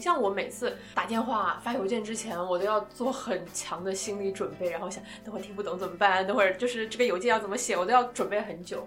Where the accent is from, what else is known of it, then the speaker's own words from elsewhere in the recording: the South, southern China, China; moved away as an adult; now in London, United Kingdom; 我也是南方那种湿热